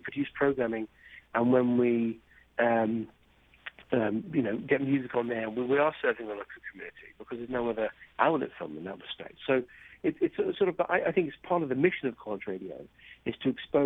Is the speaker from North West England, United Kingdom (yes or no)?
no; Cambridge, East of England, United Kingdom; moved away; I grew up in Cambridge, England